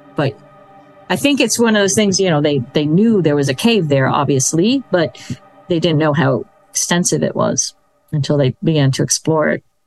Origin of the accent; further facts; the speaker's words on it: United States; as an American